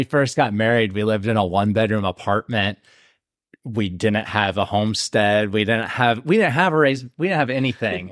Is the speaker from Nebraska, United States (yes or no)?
no; Ohio, United States; now in South Carolina, United States; we're from Ohio